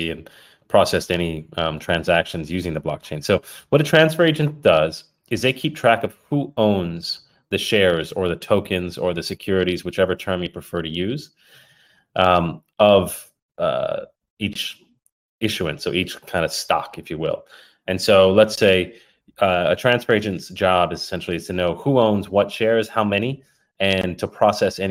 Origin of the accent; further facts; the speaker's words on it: Puerto Rico; also born or lived in United Kingdom; now in California, United States; I'm originally from Puerto Rico. Born to an Irish mother in Puerto Rico